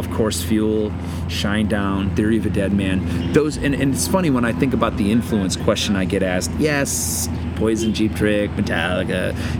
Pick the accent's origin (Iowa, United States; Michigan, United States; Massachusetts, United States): Michigan, United States; Muskegon; He was playing Muskegon, Michigan, which was my hometown.